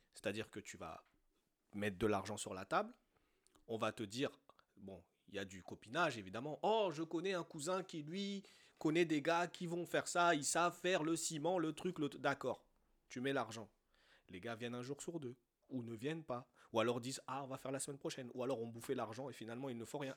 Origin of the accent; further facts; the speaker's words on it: France; also born or lived in Côte d'Ivoire; on est né ici, on a grandi ici, on a été élevé, certes, à l'africaine, mais dans un environnement français